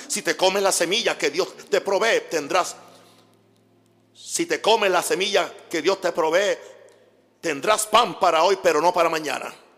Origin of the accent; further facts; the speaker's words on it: Panama; moved away; Soy panameño.